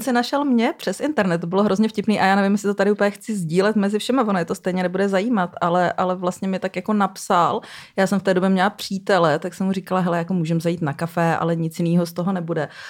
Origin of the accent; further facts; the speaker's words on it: Brno, South Moravian Region, Czechia; moved away; já jsem původně z Brna